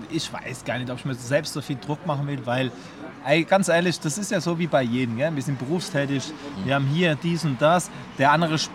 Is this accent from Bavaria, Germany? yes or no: yes; Bavaria, Germany; und der eine hört, wir sind aus Bayern, der kommt aus Nordrhein-Westfalen, der ist direkt abgesprungen.